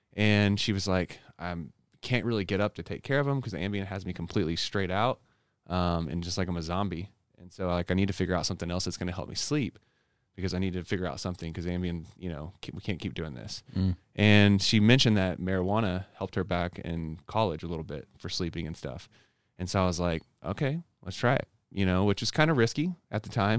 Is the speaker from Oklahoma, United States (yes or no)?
yes; Oklahoma, United States; So I grew up in Oklahoma, born and raised there, in a conservative household.